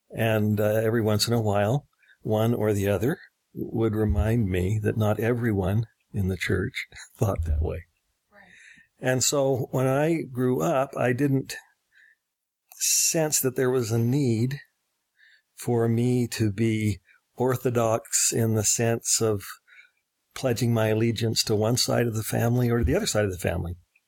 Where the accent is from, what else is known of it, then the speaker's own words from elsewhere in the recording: New York City, New York, United States; also born or lived in London, United Kingdom; And so I grew up in New York City. I grew up in London, where my mother taught at the University of London.